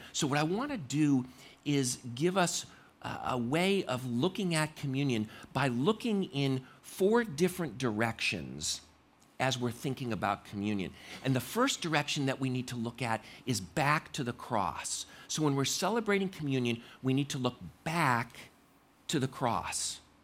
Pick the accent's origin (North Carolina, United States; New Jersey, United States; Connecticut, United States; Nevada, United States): Connecticut, United States; I grew up in Ma, in, uh, Connecticut